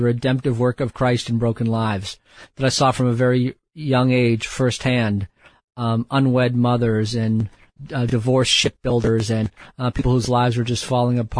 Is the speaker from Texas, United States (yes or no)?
no; Quincy, Massachusetts, United States; moved away; also born or lived in Bangladesh; I grew up in just south of Boston, Massachusetts, a small city